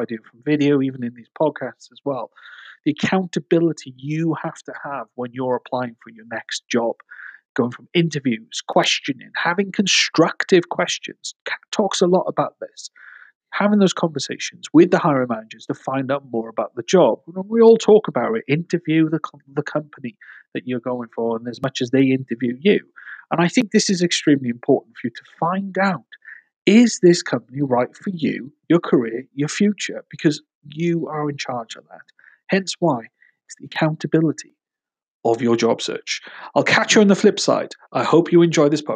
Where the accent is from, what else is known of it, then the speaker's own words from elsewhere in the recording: Wales, United Kingdom; moved away; I'm Welsh